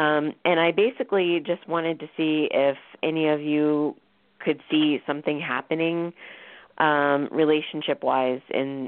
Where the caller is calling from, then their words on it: Florida, United States; I'm calling from Florida.